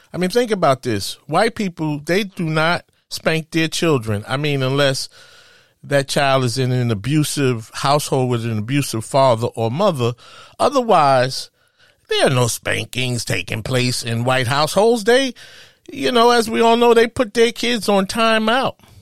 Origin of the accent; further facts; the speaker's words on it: New York City, New York, United States; as a kid, I grew up in Spanish Harlem.